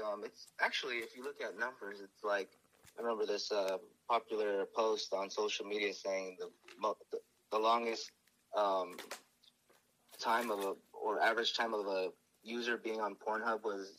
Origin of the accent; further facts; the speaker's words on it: United States; Well, me personally, I was born here in the States. But I do have, Filipino blood in me.